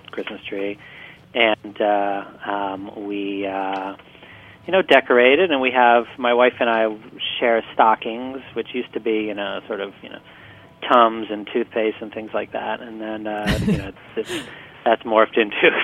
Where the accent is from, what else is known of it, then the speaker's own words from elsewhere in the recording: Michigan, United States; I grew up in Michigan